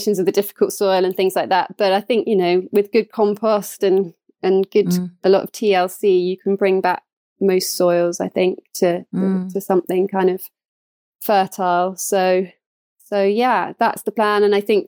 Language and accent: English; East Anglia, East of England, United Kingdom; also born or lived in Cotswolds; we made a move to Suffolk, actually, because I'm from East Anglia originally